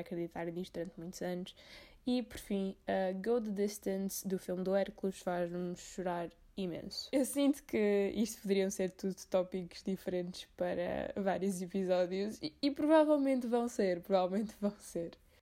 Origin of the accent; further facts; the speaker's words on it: Azores, Portugal; eu sou dos Açores